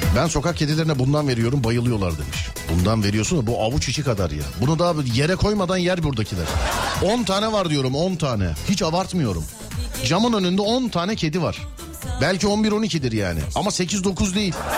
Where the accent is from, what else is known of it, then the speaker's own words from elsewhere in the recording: Istanbul, Turkey; Doğma büyüme İstanbul'da